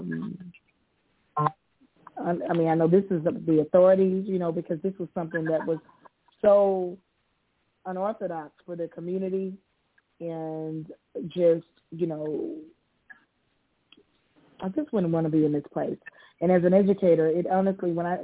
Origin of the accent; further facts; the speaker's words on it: United States; as an American citizen